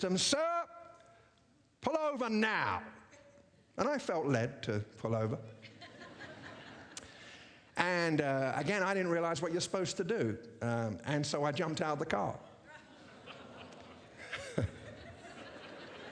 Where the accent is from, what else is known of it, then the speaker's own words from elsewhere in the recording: England, United Kingdom; also born or lived in America; now in United States; as a British person living in America